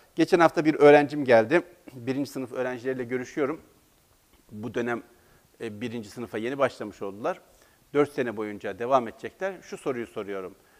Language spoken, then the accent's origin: Turkish; Black Sea Region, Turkey; Biz Karadeniz'de o kadar kolay uyamayız kimseye.